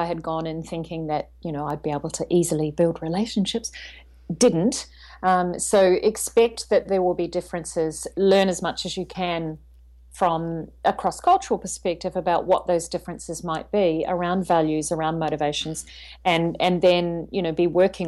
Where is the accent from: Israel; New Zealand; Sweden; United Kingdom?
New Zealand; also born or lived in China; now in Sydney, Australia; I'm originally from New Zealand, so I'm a Kiwi, I would say, at heart.